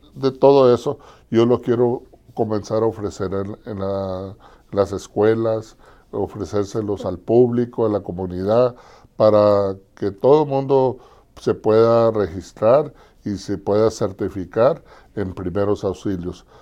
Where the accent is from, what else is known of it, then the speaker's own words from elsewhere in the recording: Nogales, Arizona, United States; also born or lived in Los Angeles / Culiacán; yo soy nativo de aquí en Nogales, Arizona. Aquí nací, aquí crecí